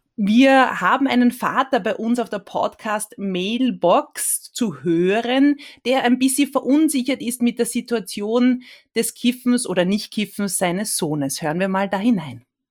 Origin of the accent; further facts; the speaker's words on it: Austria; bei uns in Österreich